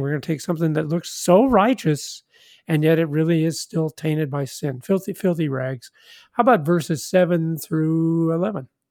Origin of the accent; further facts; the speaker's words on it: Kansas City, Missouri, United States; I'm from Kansas City, Missouri